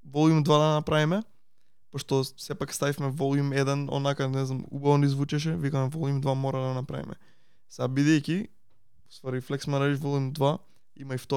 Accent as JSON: {"language": "Macedonian", "town": "Veles", "country": "North Macedonia", "said": "јас сум од Велес"}